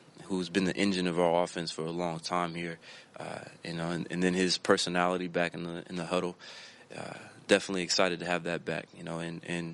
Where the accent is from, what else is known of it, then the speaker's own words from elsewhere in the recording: Florida, United States; moved away; I grew up in Florida.